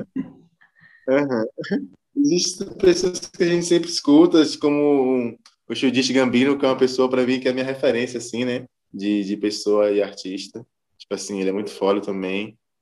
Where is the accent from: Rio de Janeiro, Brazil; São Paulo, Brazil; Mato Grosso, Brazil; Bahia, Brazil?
Bahia, Brazil; Salvador; sou baiano, sou terapolitano Cheio de dendê na veia